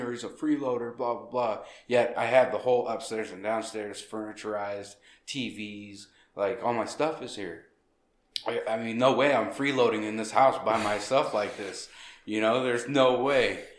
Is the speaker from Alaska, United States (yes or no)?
yes; Anchorage, Alaska, United States; born there; No, I was born in Anchorage.